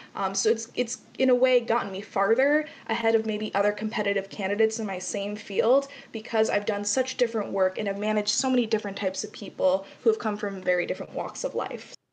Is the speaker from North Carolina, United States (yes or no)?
no; Las Vegas, Nevada, United States; I am born and raised in Las Vegas, raised through the Clark County School District